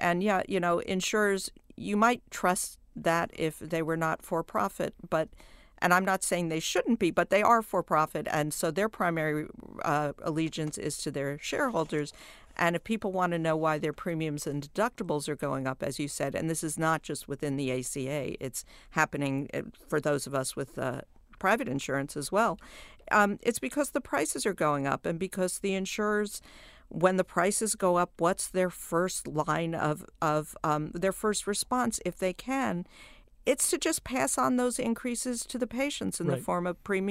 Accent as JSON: {"language": "English", "region": "New York", "country": "United States", "said": "I am from New York, where there are three or four really great hospital systems."}